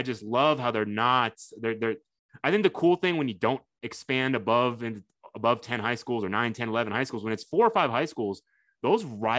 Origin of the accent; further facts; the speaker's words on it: Fort Bend, Texas, United States; also born or lived in Houston; I'm a longtime Houstonian, but I grew up in Fort Bend.